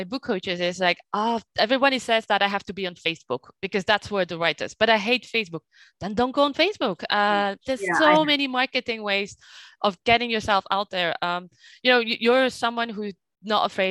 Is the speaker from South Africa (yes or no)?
no; Flanders, Belgium; now in France; I was raised in Belgium, so I have this Flemish culture